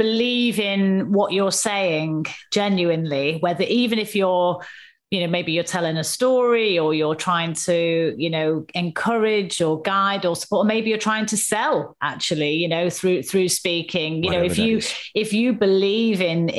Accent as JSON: {"language": "English", "region": "the north of England", "country": "United Kingdom", "said": "I'm a Northerner."}